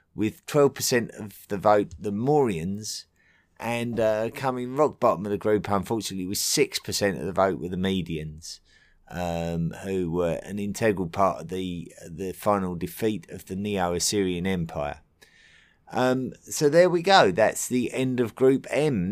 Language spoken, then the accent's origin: English; England, United Kingdom; being an Englishman